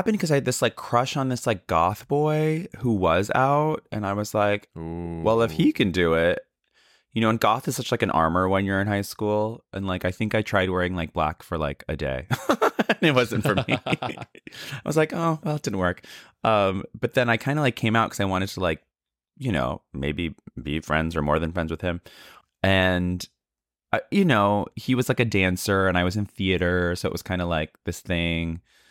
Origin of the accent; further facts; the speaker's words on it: San Francisco, California, United States; also born or lived in Canada; So I was born in Canada, and I moved to the States in my youth. At the age of three, I lived in San Francisco.